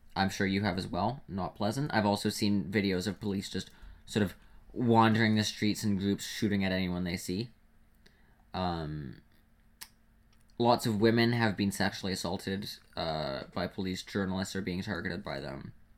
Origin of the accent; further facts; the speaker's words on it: Canada; being a Canadian